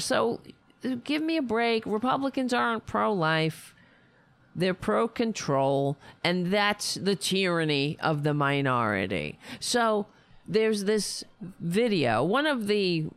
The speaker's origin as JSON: {"language": "English", "town": "New York City", "region": "New York", "country": "United States", "tie": "born or raised there", "said": "I grew up on Staten Island."}